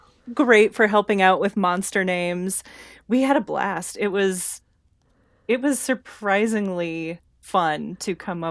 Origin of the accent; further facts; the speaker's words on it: Nebraska, United States; moved away as an adult; also born or lived in Indonesia; now in Colorado, United States; We are from Nebraska, and shortly after we were both out of college, we decided on more or less a whim to move to Indonesia.